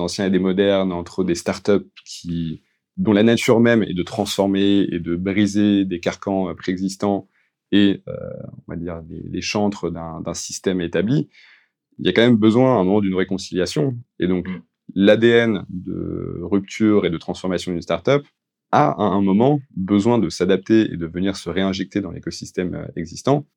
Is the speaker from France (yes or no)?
yes; France; les, particularités que nous on peut avoir en tant que Français